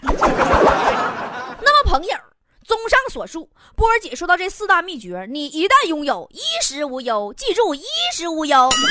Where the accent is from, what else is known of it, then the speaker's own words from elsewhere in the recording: China; 我们中国人是有这种悟性的